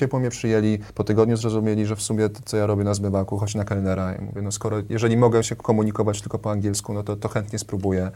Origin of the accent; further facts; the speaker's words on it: Warsaw, Masovian Voivodeship, Poland; wychowałem się na Woli, więc obok Ronda Daszyńskiego